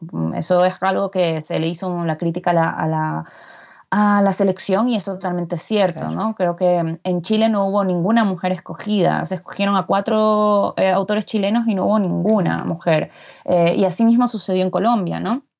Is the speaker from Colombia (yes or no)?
no; Guayaquil, Guayas, Ecuador; moved away as an adult; also born or lived in Barcelona, Spain; now in Madrid, Spain; yo soy de Guayaquil, una ciudad de la zona costera de, Ecuador